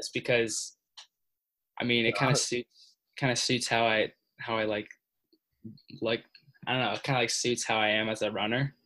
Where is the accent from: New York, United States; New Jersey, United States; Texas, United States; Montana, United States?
New Jersey, United States; I'm from New Jersey